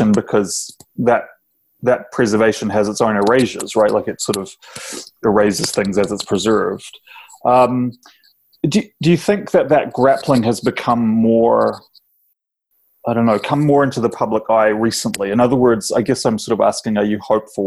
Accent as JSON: {"language": "English", "country": "New Zealand", "tie": "born or raised there", "moved": "yes", "said": "My experience growing up in New Zealand"}